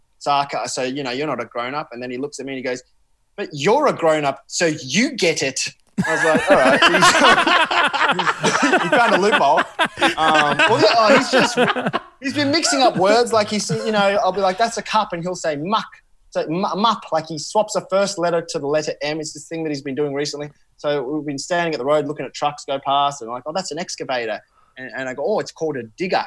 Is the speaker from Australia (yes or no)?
yes; Australia; an Australian-born person of Sri Lankan heritage